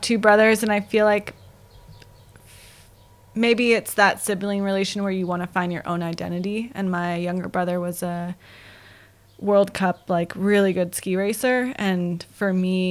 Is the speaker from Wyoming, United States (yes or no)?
yes; Jackson, Wyoming, United States; also born or lived in New Hampshire; growing up in Jackson